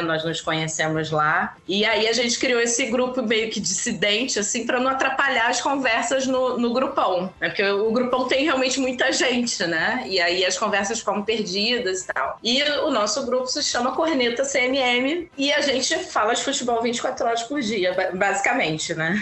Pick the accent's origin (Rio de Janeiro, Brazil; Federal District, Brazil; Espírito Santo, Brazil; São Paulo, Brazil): Rio de Janeiro, Brazil; eu sou carioca e flamenguista